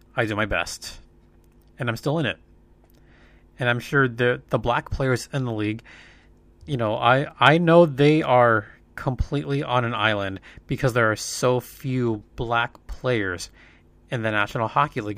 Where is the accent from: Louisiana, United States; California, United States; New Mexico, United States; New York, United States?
California, United States; Los Angeles; I remember as a very small kid growing up in East L A, growing up in that area